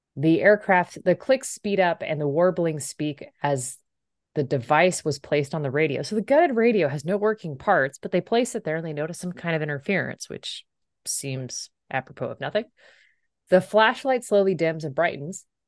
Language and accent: English; Central Valley of California, United States; I did spend a significant amount of time growing up in the Central Valley of California